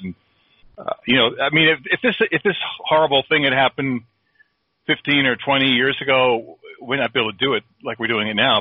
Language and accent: English; South Plainfield, New Jersey, United States; I grew up in South Plainfield, New Jersey, which is in Middlesex County